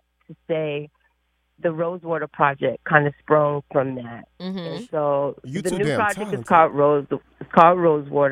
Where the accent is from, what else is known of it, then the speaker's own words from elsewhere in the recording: Philadelphia, Pennsylvania, United States; I'm from North Philly